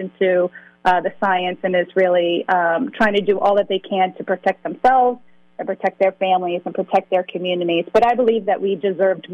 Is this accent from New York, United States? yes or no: no; Lowell, Massachusetts, United States; growing up in Lowell